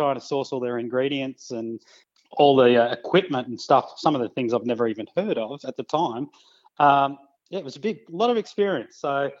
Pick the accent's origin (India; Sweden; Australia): Australia; Melbourne, Victoria; now in Sunshine Coast, Australia; So originally Victorian, I moved up from Melbourne